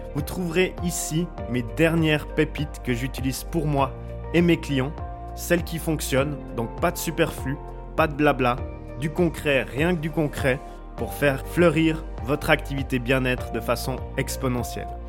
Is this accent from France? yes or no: no; Switzerland; je viens de Suisse